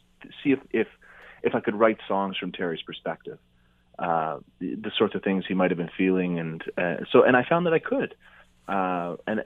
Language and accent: English; Charlottetown, Prince Edward Island, Canada; moved away; I grew up in Charlottetown, PEI, where they have the Charlottetown Festival.